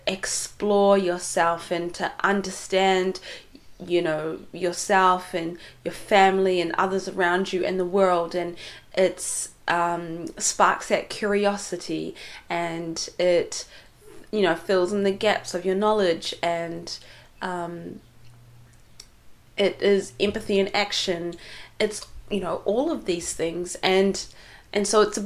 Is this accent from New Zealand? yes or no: yes; New Zealand; also born or lived in Yemen; Growing up in New Zealand, but having come from Somalia, not actually coming from Somalia, I was born in Yemen, and then I came to New Zealand when I was two, but my parents are both from Somalia